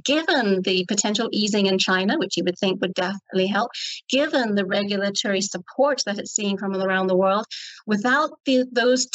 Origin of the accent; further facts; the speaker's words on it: Ireland; I'm Irish.